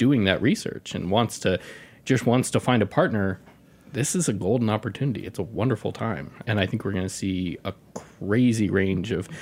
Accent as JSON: {"language": "English", "town": "Nashville", "region": "Tennessee", "country": "United States", "tie": "born or raised there", "moved": "yes", "said": "I grew up in Nashville"}